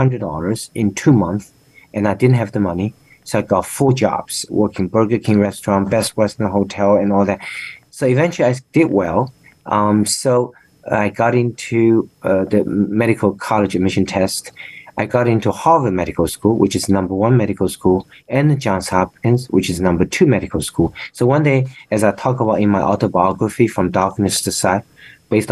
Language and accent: English; China; moved away as an adult; now in United States; I said, China